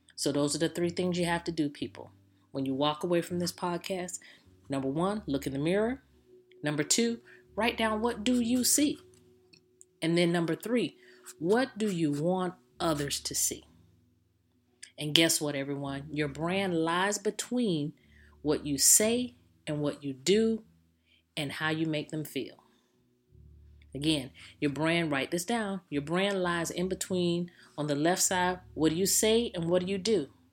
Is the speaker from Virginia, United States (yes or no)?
no; Jacksonville, Florida, United States; I'm from Jacksonville, Florida